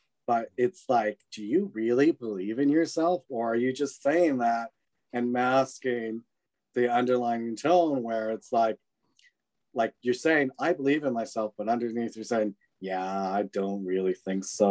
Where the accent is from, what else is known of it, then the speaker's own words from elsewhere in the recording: British Columbia, Canada; also born or lived in Vancouver, Canada / Victoria, Canada / Switzerland; I was originally born and raised in British Columbia, like Vancouver, mm-hmm. in like earlier childhood. And then I lived near Victoria, BC, lovely, beautiful Victoria.